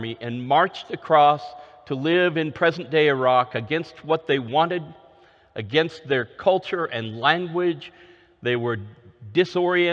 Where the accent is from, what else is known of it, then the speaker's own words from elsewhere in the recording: Oregon, United States; moved away; also born or lived in Northeast United States / Minnesota / Austin, Texas; I grew up in Oregon, where spring meant a continuation of rain with a few flowers